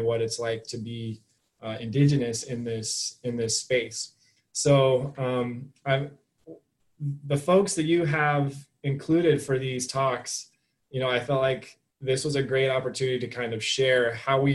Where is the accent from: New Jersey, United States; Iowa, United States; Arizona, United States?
Arizona, United States; Flagstaff; now in Tucson, United States; I'm from Arizona, but I'm from Northern Arizona.